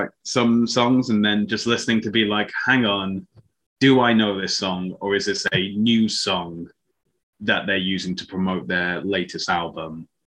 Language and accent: English; Welsh, Wales, United Kingdom; now in Toronto, Canada; I am Welsh.